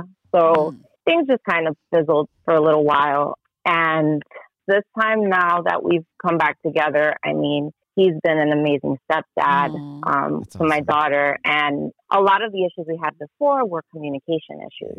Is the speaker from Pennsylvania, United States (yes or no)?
no; New York City, New York, United States; I am from Queens, New York.